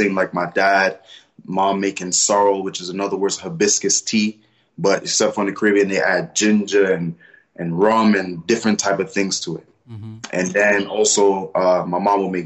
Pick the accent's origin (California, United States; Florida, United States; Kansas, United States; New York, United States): New York, United States; New York City; I'm originally from Brooklyn, Flatbush